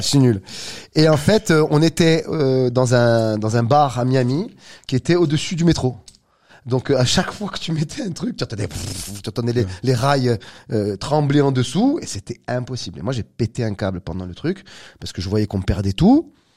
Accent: Corsica, France; Je suis né en Corse il y a quelques années

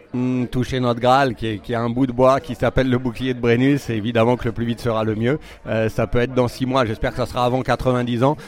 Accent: France; je suis français

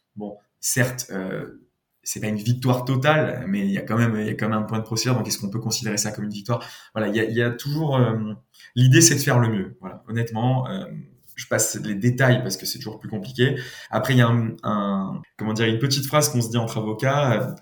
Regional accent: Nice, Provence-Alpes-Côte d'Azur, France; moved away as an adult; also born or lived in Paris; je suis de Nice

